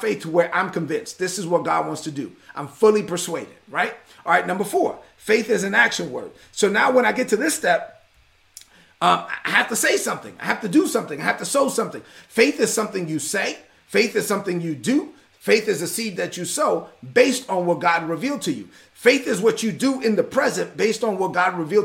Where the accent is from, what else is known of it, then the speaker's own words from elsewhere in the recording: New York City, New York, United States; I'm a son of immigrants who came to this country and I was raised in East New York, Brooklyn